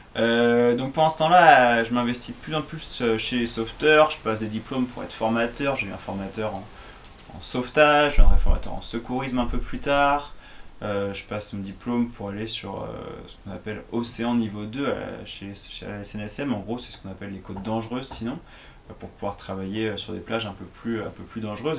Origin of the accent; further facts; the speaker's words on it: Nantes, Pays de la Loire, France; mon entraîneur me parlait d'aller faire les recrutements bah, au FC Nantes, parce que j'étais de Nantes.